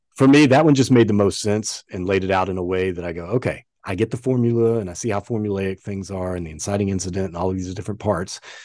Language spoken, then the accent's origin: English; the South, United States; accent: Southern; also born or lived in Los Angeles; now in Charlotte, United States; I know you guys couldn't tell by my accent, you know, that I came from the South